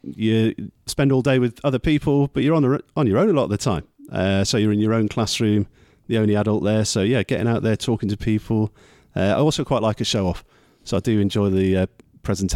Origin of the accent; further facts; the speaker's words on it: South Wales, United Kingdom; moved away as an adult; also born or lived in Manchester / York; now in Harrogate, United Kingdom; I grew up in South Wales